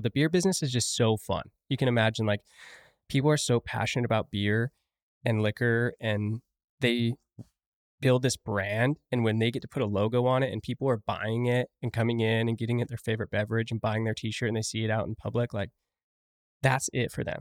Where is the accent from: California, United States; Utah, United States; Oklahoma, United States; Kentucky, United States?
Utah, United States; St. George; also born or lived in Rock Springs, Wyoming / Afton, Wyoming; I've been there twenty-two years now.